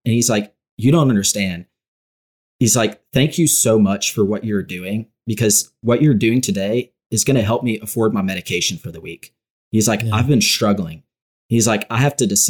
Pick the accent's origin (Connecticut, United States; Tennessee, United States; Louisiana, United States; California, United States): Louisiana, United States